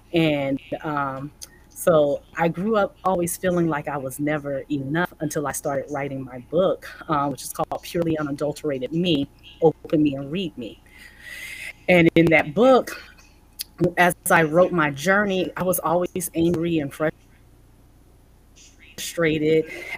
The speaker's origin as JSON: {"language": "English", "region": "Florida", "country": "United States", "tie": "born or raised there", "also_born_or_lived": "Bridgeport, Connecticut", "said": "I was born in Florida, raised, lived a little in Bridgeport, Connecticut, and then we moved back to Florida and then we moved back to military."}